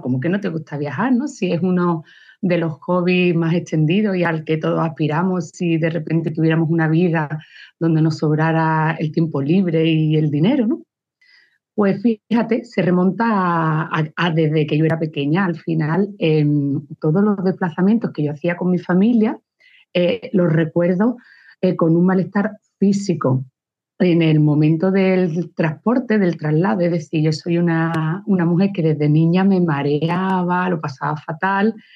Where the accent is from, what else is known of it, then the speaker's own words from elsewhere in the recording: Luque, Andalusia, Spain; also born or lived in Barcelona / Seville / Algeciras / Málaga; Nací en Cataluña, pero de padres, abuelos, bisabuelos cordobeses. Mi padre era un eterno enamorado de su tierra y siempre quiso volver. Entonces, aunque yo mis primeros años fueron en Cataluña, en Barcelona, en el momento que, que yo tenía ocho años, volvimos a Córdoba